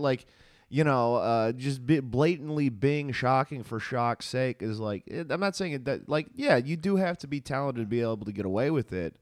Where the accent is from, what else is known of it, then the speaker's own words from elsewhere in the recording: Visalia, California, United States; I was born in Tulare County, Visalia